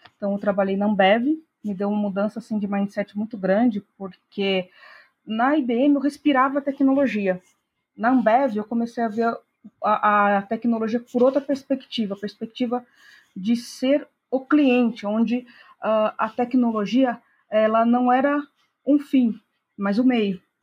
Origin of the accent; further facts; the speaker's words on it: Piracicaba, São Paulo, Brazil; moved away as an adult; now in Americana, Brazil; Eu sou do interior de São Paulo, nasci na cidade de Piracicaba, mas há algum tempo já que eu moro em Americana